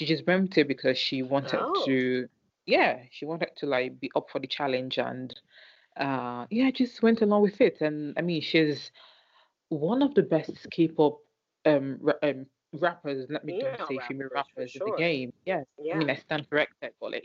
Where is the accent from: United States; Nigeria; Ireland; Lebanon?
Nigeria; I'm Nigerian